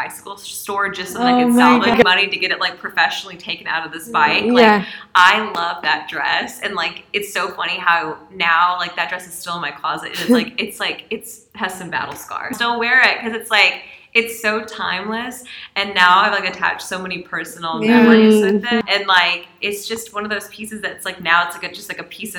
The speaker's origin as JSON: {"language": "English", "region": "Louisiana", "country": "United States", "tie": "born or raised there", "said": "Like, I grew up in Louisiana, so went to school in New Orleans."}